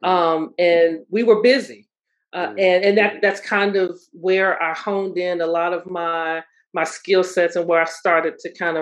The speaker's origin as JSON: {"language": "English", "town": "Suffolk", "region": "Virginia", "country": "United States", "tie": "born or raised there", "also_born_or_lived": "Norfolk, Virginia", "said": "I am from surprising Suffolk. In Suffolk, Virginia, it's the peanut capital"}